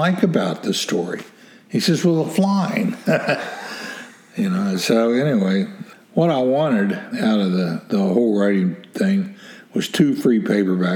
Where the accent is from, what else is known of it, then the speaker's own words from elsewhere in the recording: West Virginia, United States; I'm from West Virginia